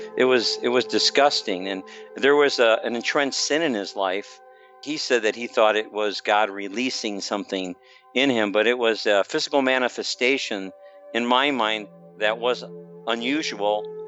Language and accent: English; Chicago, Illinois, United States; now in Blue Springs, United States; I grew up in the Chicagoland area.